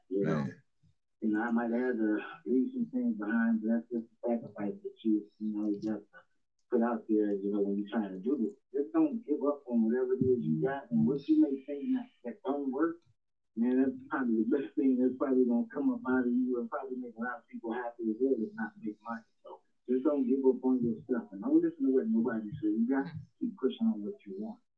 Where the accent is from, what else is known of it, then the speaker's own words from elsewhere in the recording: Toledo, Ohio, United States; also born or lived in Georgia; now in North Carolina, United States; I'm originally from Toledo, Ohio. Um, I actually moved to Georgia back in like 94 um, to 2013, and I headed out to North Carolina. That's where I'm at now.